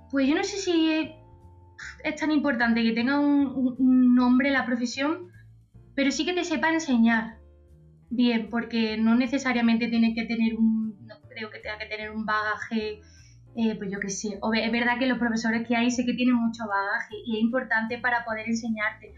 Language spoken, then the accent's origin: Spanish; Antequera, Andalusia, Spain; accent: Andalusian; also born or lived in Málaga; soy andaluza, andaluza. Soy antequerana y, he estudiado en Málaga muchos años